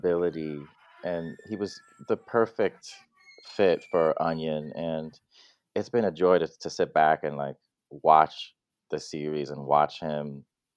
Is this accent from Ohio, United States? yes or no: no; Long Island, New York, United States; also born or lived in Brooklyn, New York; the family moved out to Long Island, which is where they are still. And that's where I grew up mostly